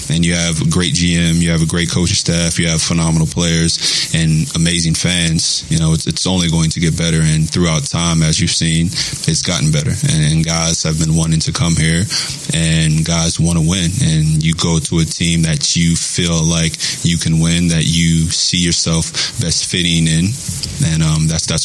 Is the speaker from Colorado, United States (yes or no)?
no; West Virginia, United States; moved away as an adult; also born or lived in Kentucky / Toronto; now in Oklahoma City, United States; I grew up in West Virginia uh, pretty much my whole life. I went to Kentucky